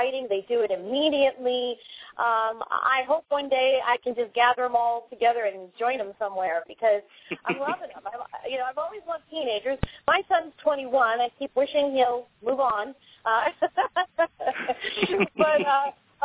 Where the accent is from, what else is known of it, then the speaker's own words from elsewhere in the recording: New York, United States; I'm from New York